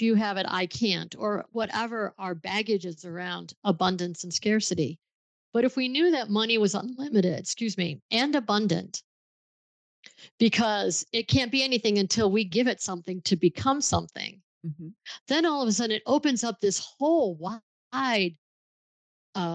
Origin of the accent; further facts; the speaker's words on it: Buffalo, New York, United States; I grew up in Buffalo, New York, where Niagara Falls is